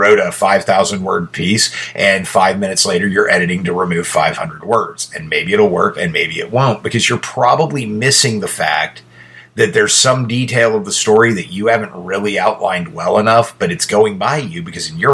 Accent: United States; I'm an American

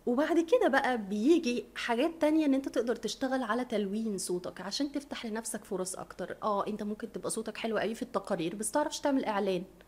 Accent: Egypt; احنا مصريين وعرب

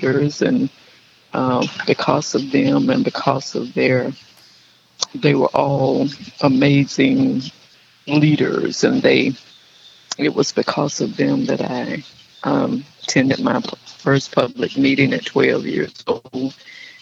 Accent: Gainesville, Georgia, United States; also born or lived in Charleston, South Carolina / Sandersville, Georgia; I'm born and raised in Gainesville, Georgia

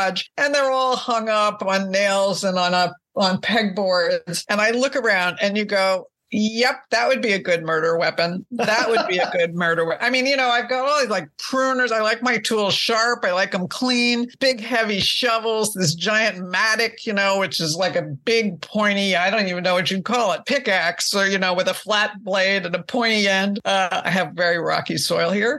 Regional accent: Northeast, United States; I grew up in the Northeast where I still live.

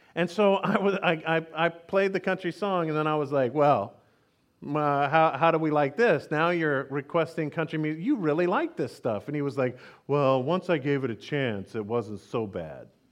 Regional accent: Texas, United States; I grew up in Texas

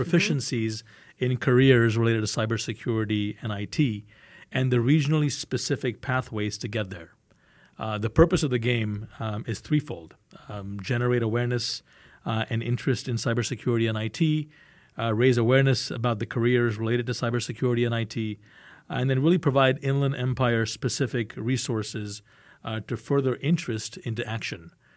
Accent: India; I'm Indian

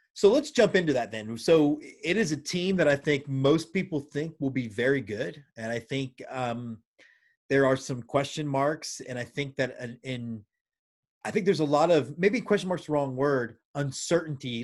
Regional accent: Houston, Texas, United States; I'm born and raised in Houston, pretty much grew up in the Astrodome.

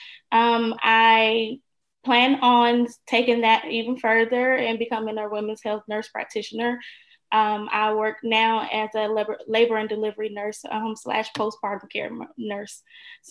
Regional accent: near Athens, Georgia, United States; young girl, grew up in the country, Georgia near Athens

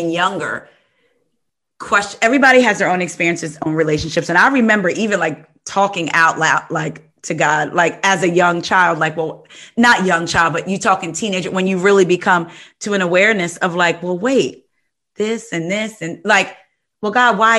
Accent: New Jersey, United States; I'm from New Jersey

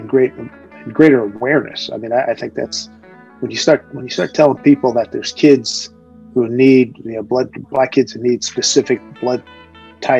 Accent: Philadelphia, Pennsylvania, United States; When I was growing up, I grew up in Philly

